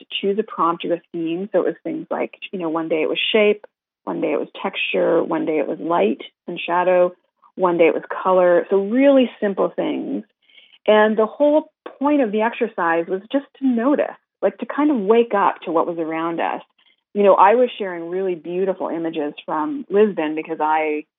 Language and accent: English; Canada; as a Canadian